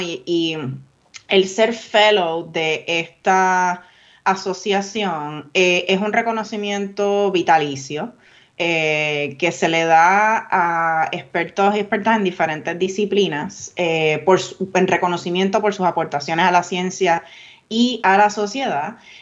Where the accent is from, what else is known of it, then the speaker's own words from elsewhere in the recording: Vega Alta, Puerto Rico; yo soy de Vega Alta